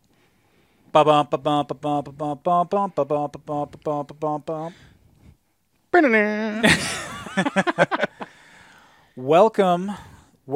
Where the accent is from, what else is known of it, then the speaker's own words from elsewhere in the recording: Midwest, United States; I grew up in the Midwest